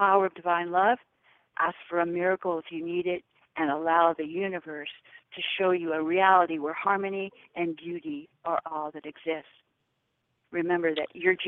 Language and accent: English; California, United States; moved away as an adult; also born or lived in Honolulu, Hawaii; I was raised in California